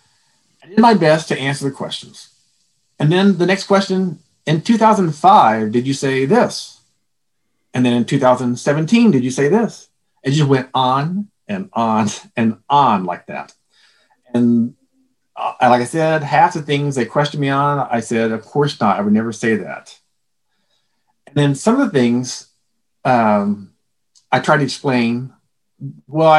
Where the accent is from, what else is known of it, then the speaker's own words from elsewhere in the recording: Texas, United States; I'm from Texas